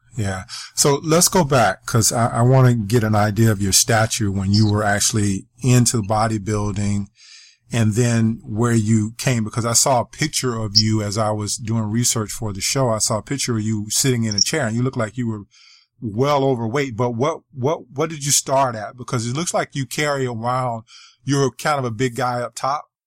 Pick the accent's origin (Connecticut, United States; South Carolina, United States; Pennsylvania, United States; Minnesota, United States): South Carolina, United States; I'm from, I grew up in South Carolina, so I'm Southern as well